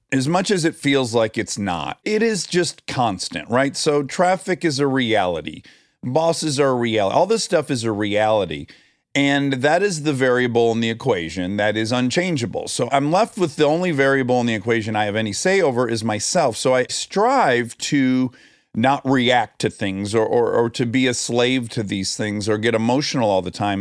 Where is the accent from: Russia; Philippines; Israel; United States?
United States; Milford, Michigan; I'm from Milford, Michigan, twenty miles up U S twenty-three from you